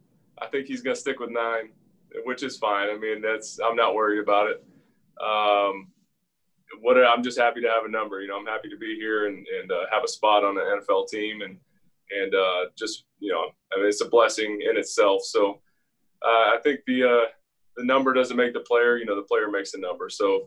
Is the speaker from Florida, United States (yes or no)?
yes; Pensacola, Florida, United States; also born or lived in Scotland; I grew up in Pensacola. I mean, they're right next to each other. So, yeah, and both Scottish born. I lost my accent a long time ago